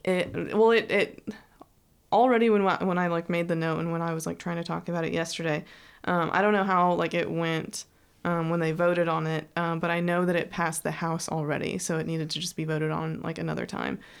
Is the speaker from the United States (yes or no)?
yes; Texas, United States; I'm from I'm from Texas